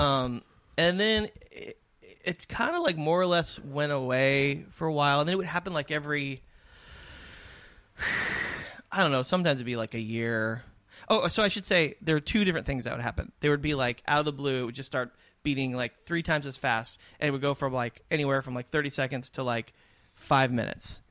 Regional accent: San Diego, California, United States; I grew up in San Diego in this beautiful area

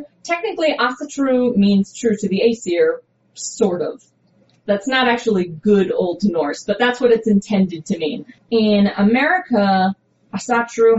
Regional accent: United States; American heathenry, which is what I practice because I'm an American

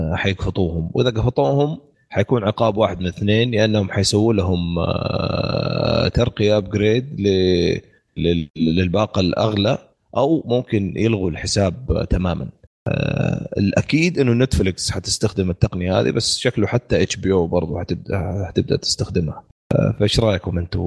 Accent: Saudi Arabia; عندنا في السعوديه

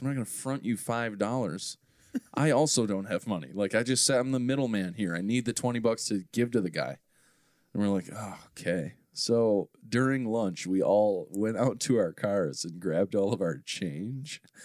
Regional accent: Maple Grove, Minnesota, United States; I grew up in Maple Grove

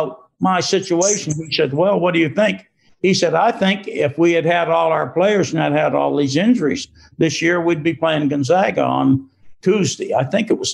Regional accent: New England, United States; moved away; I'm from New England

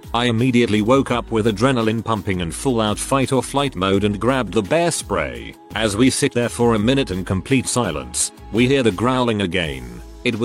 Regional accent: New Mexico, United States; I grew up on the New Mexico reservation. I'm white, my stepfather is Navajo.

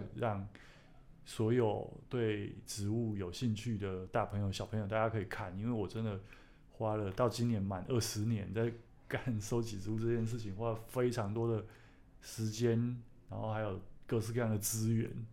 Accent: Taichung, Taiwan; 我们在台中 哦，我们从小会吃那个蚵仔嘛，芋梗

